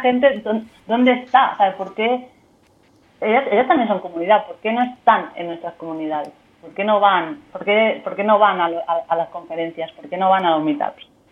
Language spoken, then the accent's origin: Spanish; Murcia, Region of Murcia, Spain; now in Barcelona, Spain; soy de Murcia, pero se me entiende bastante bien